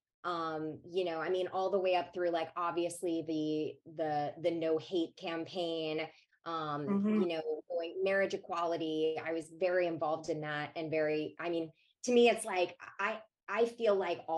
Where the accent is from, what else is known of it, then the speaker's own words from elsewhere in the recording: Savannah, Georgia, United States; I grew up in Georgia and my father was a politician.